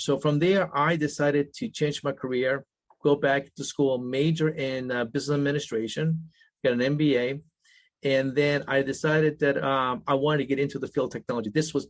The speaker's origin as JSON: {"language": "English", "country": "United States", "tie": "born there", "first_language": "Spanish", "second_language": "English", "said": "And now English is my second language. Even though I was born in the United States, I was very fluent in Spanish. My Spanish was so perfect that you would think I was Argentinian and not an American."}